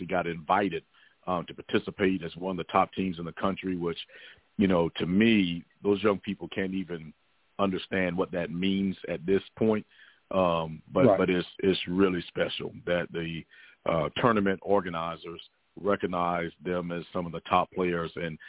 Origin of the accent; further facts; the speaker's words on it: near Melbourne, Florida, United States; not far from my hometown, USA Pride plays down in the Melbourne area